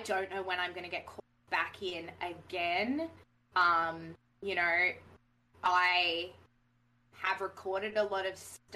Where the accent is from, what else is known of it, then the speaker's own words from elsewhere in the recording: Australia; accent: Australian; I was faking my voice and stuff, and that I wasn't really Australian, and that I sounded really Australian